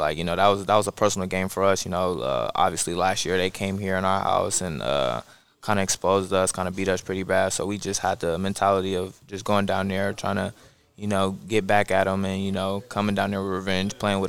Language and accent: English; Columbus, Ohio, United States; moved away; I'm from Columbus, Ohio.